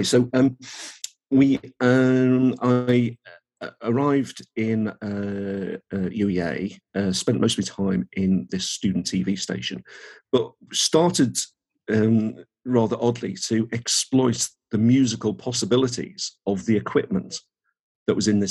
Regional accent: Birkenhead, North West England, United Kingdom; moved away as an adult; also born or lived in Norwich; I was brought up in Birkenhead, which is near Liverpool

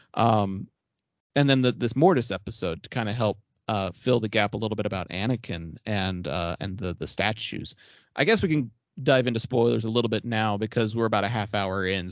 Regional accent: Texas, United States; I'm a Texan

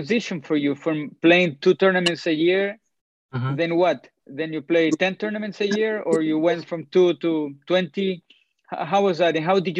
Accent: Chile; moved away; Back in my hometown in Chile

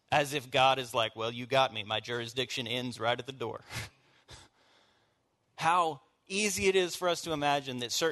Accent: the South, United States; I am born and raised in the South, as hillbilly as it gets

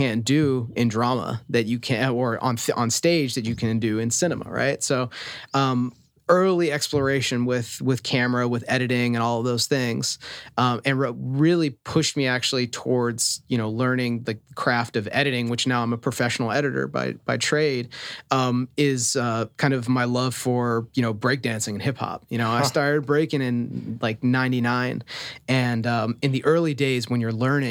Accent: Tucson, Arizona, United States; born or raised there; moved away as an adult; also born or lived in Philadelphia, Pennsylvania; now in Los Angeles, United States

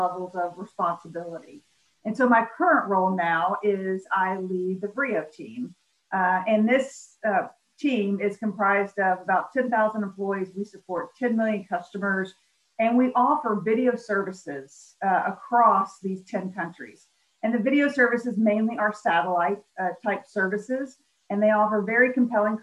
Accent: Memphis, Tennessee, United States; I grew up in Memphis, Tennessee, one of three kids

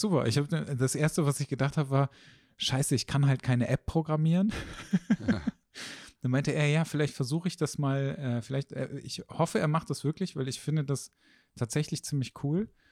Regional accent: Haan, North Rhine-Westphalia, Germany; also born or lived in Düsseldorf; Also ich komme ja aus Hahn. Und Hahn sind so 30.000 Einwohner.

